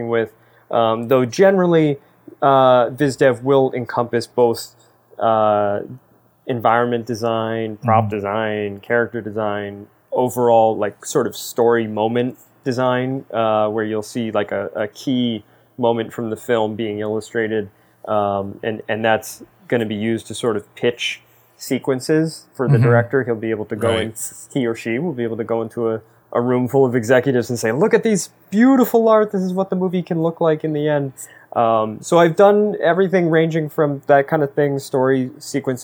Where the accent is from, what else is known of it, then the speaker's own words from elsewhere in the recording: East Coast, United States; growing up on the East Coast